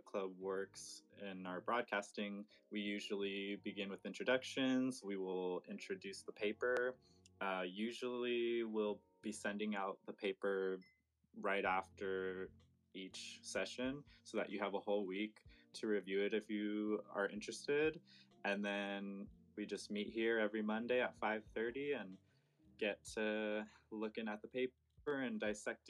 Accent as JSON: {"language": "English", "region": "Southern California", "country": "United States", "moved": "yes", "lives_now": "Humboldt, United States", "said": "I am from Southern California, now living in Humboldt, California."}